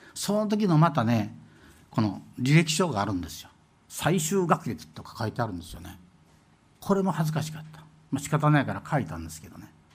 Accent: Shimane, Japan; moved away; 私ね、島根県出身

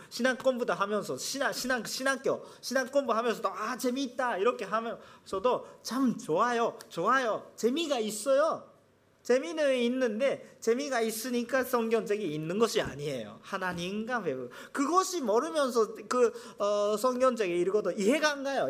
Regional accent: Japan; Korean is a second language; 제가 일본 사람이니까

